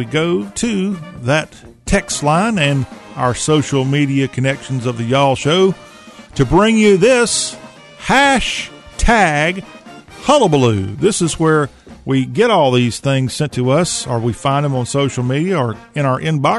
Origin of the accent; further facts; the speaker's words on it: Southern United States, United States; it is a rite of passage as a Southerner that you're near a coast